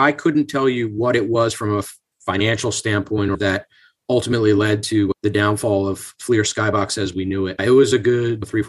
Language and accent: English; Bucks County, Pennsylvania, United States; also born or lived in Bronx, New York / New Jersey; I was born in the Bronx, but when I was at a very young age, my family relocated down to Bucks County, Pennsylvania. So I'm a Philly guy. I've lived in either the Pennsylvania side of the river or the New Jersey side for the majority of my life.